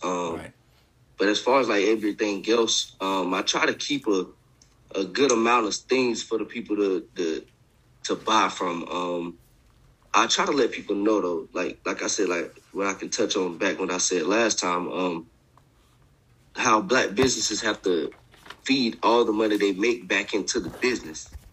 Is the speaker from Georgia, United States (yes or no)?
yes; Augusta, Georgia, United States; moved away; I'm from I'm from Augusta, Georgia.